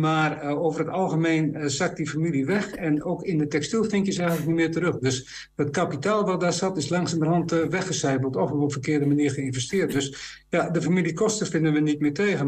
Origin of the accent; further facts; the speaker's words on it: Low Saxon area, Netherlands; ik kom wel uit het Neder-Saxische gebied